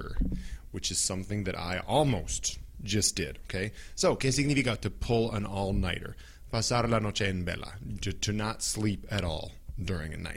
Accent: United States; first language English

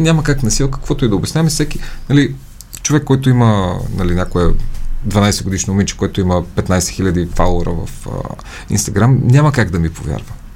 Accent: Montana, Montana Province, Bulgaria; also born or lived in New York / Sofia; now in Iskar Gorge, Bulgaria; аз съм оттам

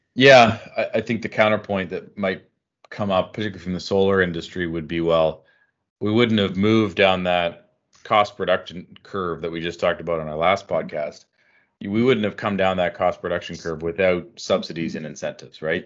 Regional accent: Canada; as a Canadian

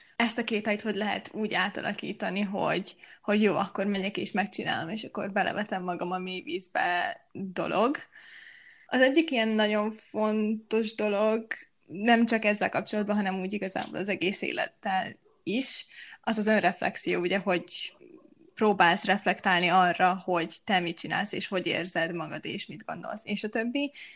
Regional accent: Miskolc, Borsod-Abaúj-Zemplén, Hungary; first language Hungarian; moved away as an adult; now in Budapest, Hungary; amikor Miskolcról Pestre kerültem egyetem miatt

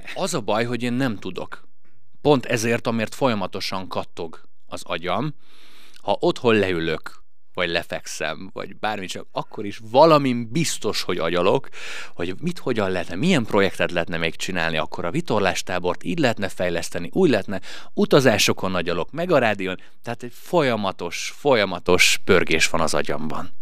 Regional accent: Hungary; nem balatoni gyerek vagyok, mert hogy én nem itt születtem. De hat éves korom óta itt élek már

